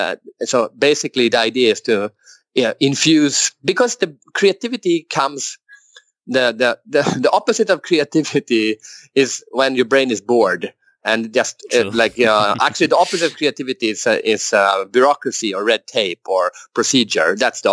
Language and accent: English; Sweden; English is a second language; moved away as an adult; also born or lived in United States; So when I was 25 or something, I moved to the US to study in the university